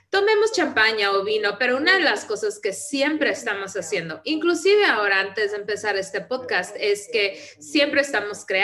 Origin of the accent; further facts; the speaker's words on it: Vienna, Austria; Spanish is a second language; esto lo veo donde yo crecí, porque soy de Viena, de Austria, de un país socialista, como todo Europa